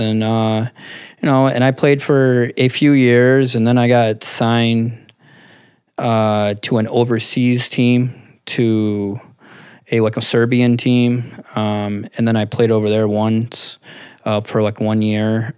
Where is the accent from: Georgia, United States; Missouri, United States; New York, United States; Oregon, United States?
New York, United States; Clifton Springs; now in East Rochester, United States; I'm actually from like almost Clifton Springs